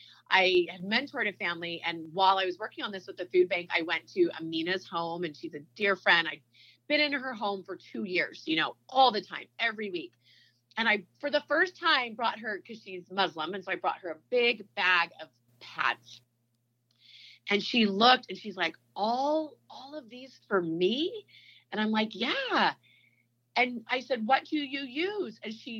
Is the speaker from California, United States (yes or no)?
yes; Bay Area, California, United States; now in Utah, United States; I'm from California, so we were in the Bay Area.